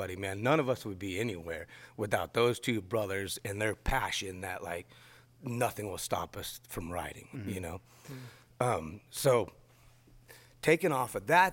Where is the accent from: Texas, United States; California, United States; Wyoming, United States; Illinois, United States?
California, United States; Escondido; also born or lived in Los Alamos, New Mexico; I was born in Escondido in California